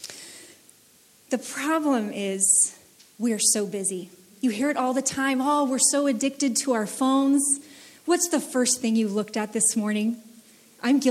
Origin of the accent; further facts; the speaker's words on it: United States; I grew up in the United States